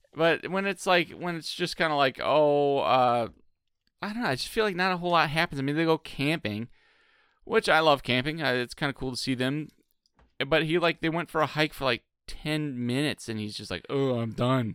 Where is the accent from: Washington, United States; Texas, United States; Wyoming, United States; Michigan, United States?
Michigan, United States; now in Cincinnati, United States; I'm from Michigan.